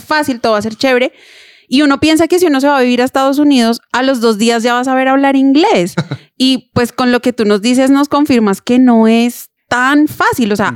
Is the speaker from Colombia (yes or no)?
yes; Colombia; somos colombianos